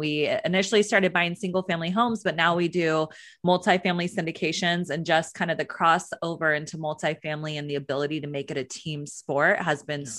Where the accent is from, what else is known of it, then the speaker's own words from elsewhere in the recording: California, United States; I grew up in Northern California. I graduated from Sacramento State University